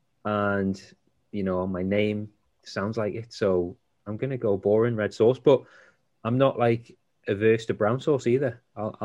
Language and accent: English; Whitley Bay, North East England, United Kingdom; I was from Whitley Bay on the coast of Newcastle